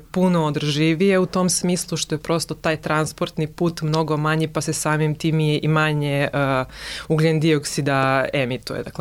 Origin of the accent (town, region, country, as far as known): Serbia